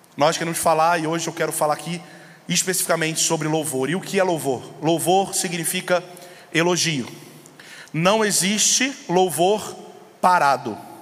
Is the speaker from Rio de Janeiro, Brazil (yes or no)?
yes; São Gonçalo, Rio de Janeiro, Brazil; eu sou lá do Rio de Janeiro, uma cidade chamada São Gonçalo